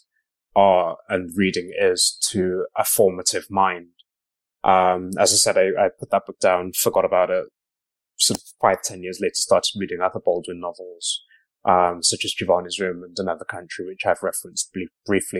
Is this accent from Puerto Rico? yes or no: no; Black Country, West Midlands, United Kingdom; I grew up in the Black country as well, born in the early 80s